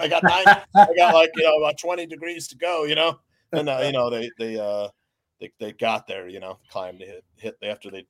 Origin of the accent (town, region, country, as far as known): Naperville, Illinois, United States; born or raised there